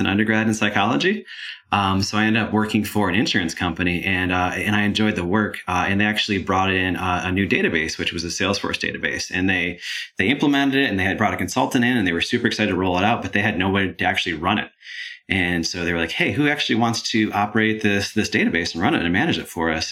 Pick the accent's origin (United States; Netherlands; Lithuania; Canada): United States; Michigan; moved away as an adult; now in Georgia, United States; I grew up in Michigan, came down to Georgia to go to school here, and I absolutely love the area, which is why why I'm still here now